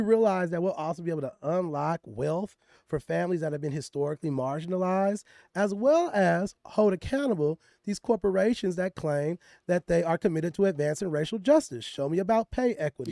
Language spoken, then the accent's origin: English; Richmond, California, United States; I'm from Richmond, California, which is the hood of the hood in the Bay Area.